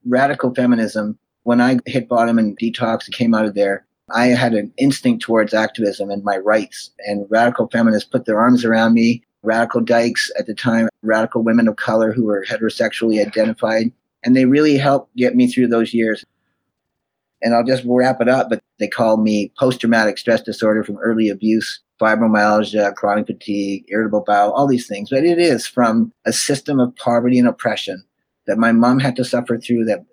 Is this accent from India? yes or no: no; Winnipeg, Manitoba, Canada; moved away; I was born in Winnipeg, Manitoba.